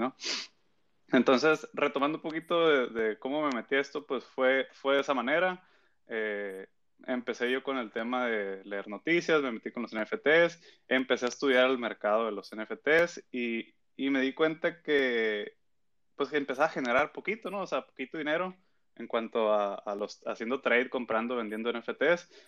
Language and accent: Spanish; Mexico; soy de acá de México